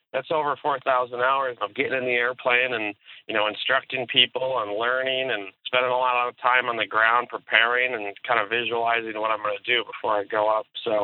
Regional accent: Michigan, United States; Yes, I grew up in Michigan

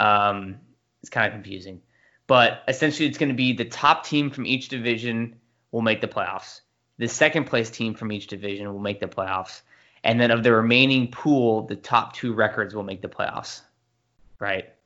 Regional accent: San Diego, California, United States; I grew up in San Diego

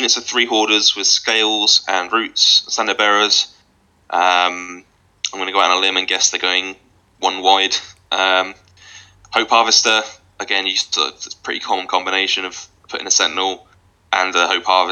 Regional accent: Scotland, United Kingdom; I am actually Scottish

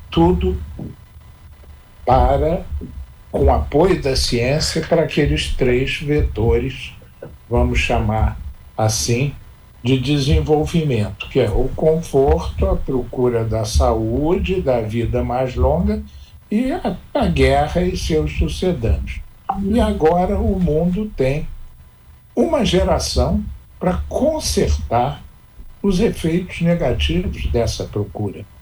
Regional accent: Petrópolis, Rio de Janeiro, Brazil; Eu escrevo há muitos anos uma crônica semanal no Jornal de Petrópolis, que é a minha terra.

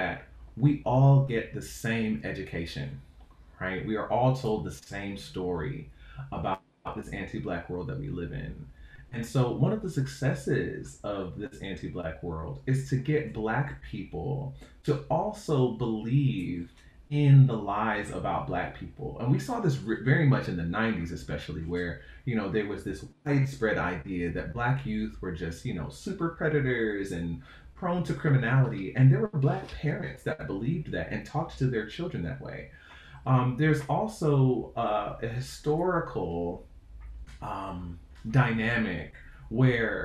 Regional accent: Stone Mountain, Georgia, United States; moved away as an adult; also born or lived in New York City; I grew up in Stone Mountain, Georgia

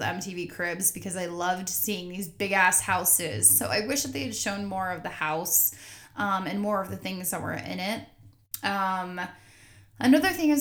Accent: North Carolina, United States; I was born in North Carolina

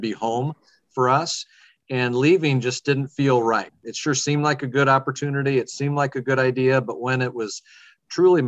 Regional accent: Fort Dodge, Iowa, United States; I'm a lifelong Iowan. I grew up in Fort Dodge, Iowa, and graduated from St. Edmund High School there.

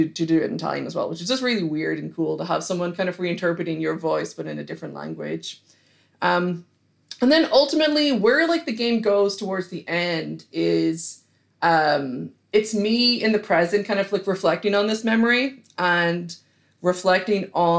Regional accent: Killybegs, Ulster, Ireland; I grew up in Donegal, which is like the far kind of northwest coast of Ireland

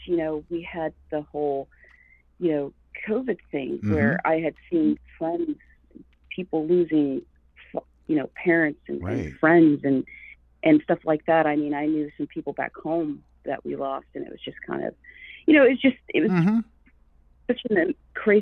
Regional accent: Okemah, Oklahoma, United States; moved away as an adult; now in Burbank, United States; I grew up in Okemah, Oklahoma. Born and raised there.

